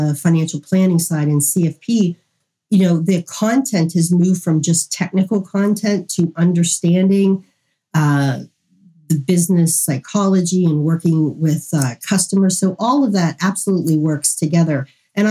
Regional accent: Western Pennsylvania, United States; I'm from Western Pennsylvania.

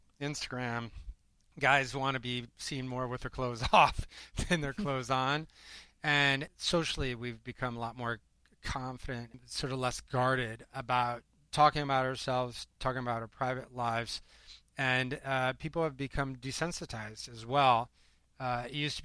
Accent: Iowa, United States; moved away as an adult; now in New York City, United States; I grew up in Iowa, tiny little town, 800 people.

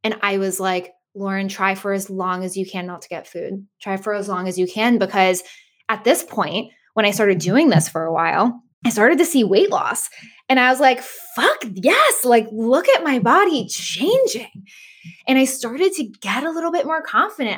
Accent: Boston area, Massachusetts, United States; I live in the Boston area with my family

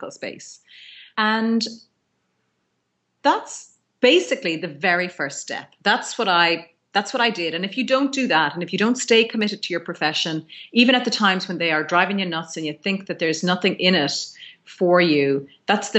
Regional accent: Ireland; I'm an Irish physiotherapist.

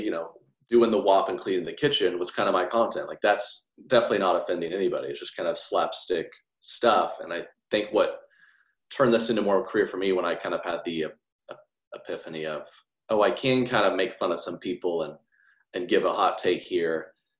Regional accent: the South, United States; I grew up so much around those types of girls in the best way. They're all in sororities and we're from the South and they love their handbags.

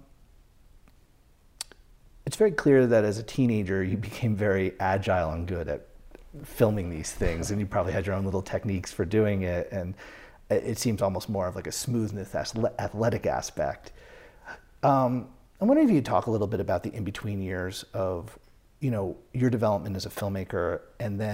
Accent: United States; also born or lived in New York; I'm from New England and New York.

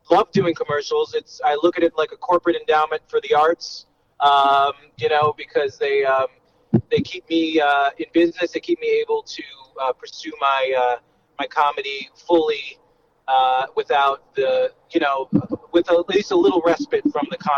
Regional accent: New York, United States; I lived in New York. I'm from New York, so I borrowed my dad's car to go on these gigs.

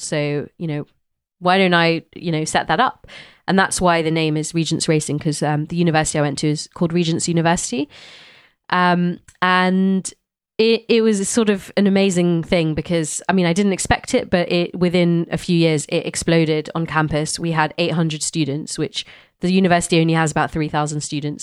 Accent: London, United Kingdom; growing up in London

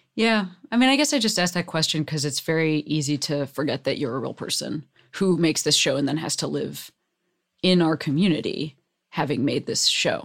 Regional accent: Chicago, Illinois, United States; now in Los Angeles, United States; I was raised in Chicago

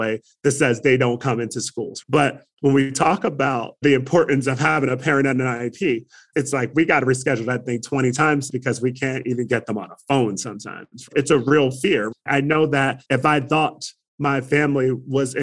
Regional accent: Trenton, New Jersey, United States; now in Arizona, United States; I grew up in Trenton, New Jersey

